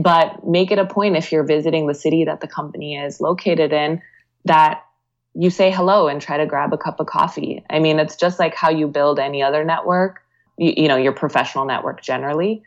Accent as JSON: {"language": "English", "region": "Virginia", "country": "United States", "tie": "born or raised there", "also_born_or_lived": "Bay Area, California", "moved": "as an adult", "said": "I grew up in Virginia"}